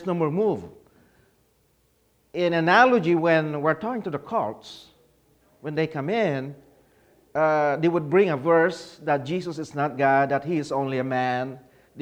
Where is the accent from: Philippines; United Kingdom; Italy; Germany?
Philippines; now in Charlotte, North Carolina, United States; I was born and raised in the Philippines